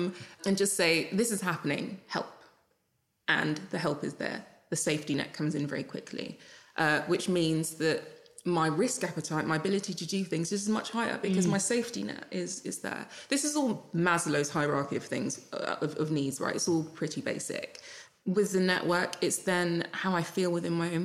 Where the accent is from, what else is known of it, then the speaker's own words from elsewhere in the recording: Jamaica; I'm Jamaican